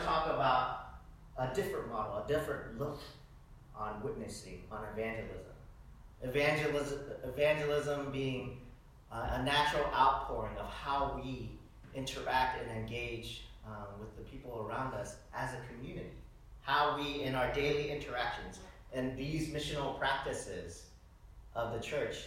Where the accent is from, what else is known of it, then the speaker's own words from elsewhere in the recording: the South, United States; I grew up in the South